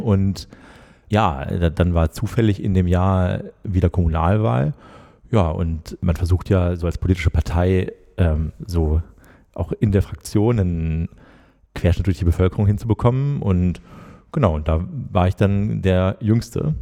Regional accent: Schwerte, North Rhine-Westphalia, Germany; moved away as an adult; also born or lived in Bonn; ich komme aus der Nähe von Dortmund, aus Schwerte.

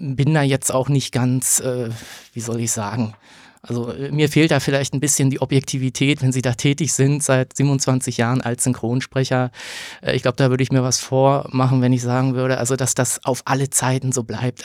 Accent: Berlin, Germany; Also ich bin in Berlin geboren, ähm, habe dann hier Abitur gemacht

